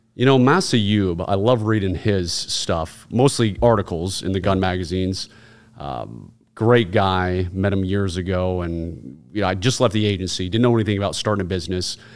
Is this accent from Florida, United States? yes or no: no; Virginia, United States; Virginia, where I'm born and raised